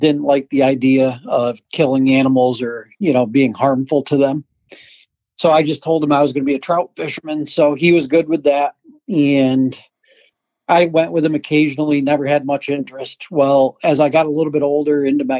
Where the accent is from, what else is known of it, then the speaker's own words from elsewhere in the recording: Adirondack Park, New York, United States; I grew up in big woods because I'm from a mountainous area. I'm from the Adirondack Park